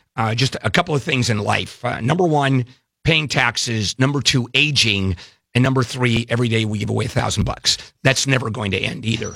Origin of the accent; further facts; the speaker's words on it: Brazil; moved away; South America, where I was born in Brazil